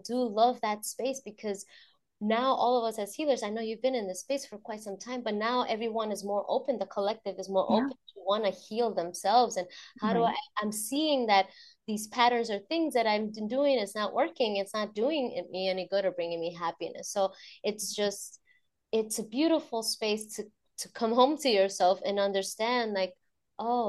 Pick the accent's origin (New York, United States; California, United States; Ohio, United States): New York, United States; New York City; moved away; as a New Yorker